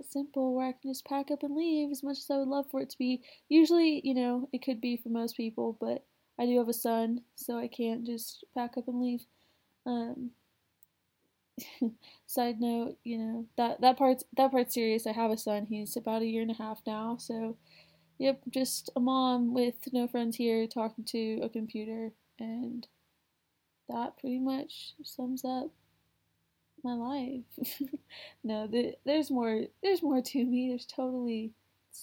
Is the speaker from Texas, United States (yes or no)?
yes; Houston, Texas, United States; now in Texas, United States; I'm originally from Houston, where, there's millions of people